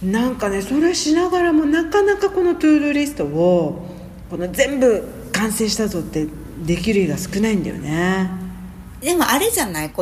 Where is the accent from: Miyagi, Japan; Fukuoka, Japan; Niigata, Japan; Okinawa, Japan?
Okinawa, Japan; now in Egypt; 小学校の時とか沖縄市に住んでる時とかでも歩いて通学してたけどね